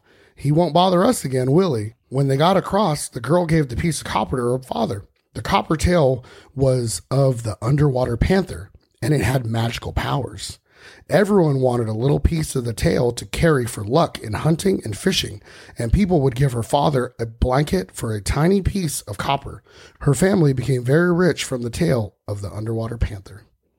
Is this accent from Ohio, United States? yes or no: no; California, United States; I'm from California, dude.